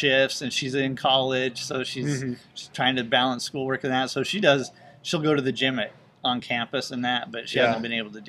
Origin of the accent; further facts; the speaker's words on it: Utah, United States; moved away as an adult; also born or lived in California / Colorado / St. Louis; I grew up in Utah.